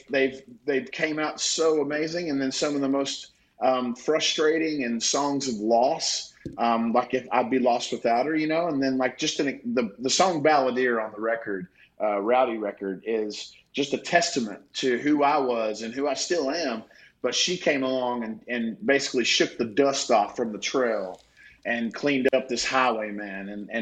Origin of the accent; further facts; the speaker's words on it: the South, United States; But then I really go back to a lot of my favorite things growing up in the South, working on a farm